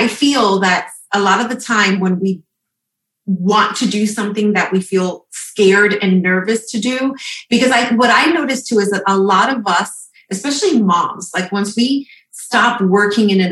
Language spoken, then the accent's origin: English; New York, United States; I'm from New York.